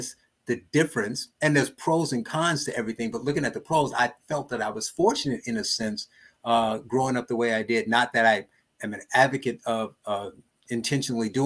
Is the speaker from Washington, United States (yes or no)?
no; Gary, Indiana, United States; I was born and raised in Gary, Indiana